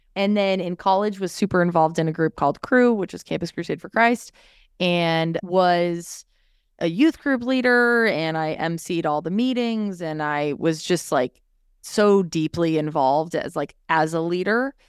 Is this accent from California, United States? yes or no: yes; Orange County, California, United States; I am a girl from California, born and raised, have lived in different parts of California and love it dearly